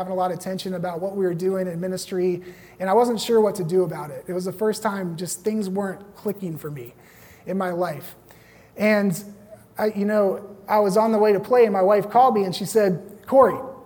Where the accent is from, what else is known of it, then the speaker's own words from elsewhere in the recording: Roanoke, Virginia, United States; moved away as an adult; also born or lived in Los Angeles; back in my hometown in Roanoke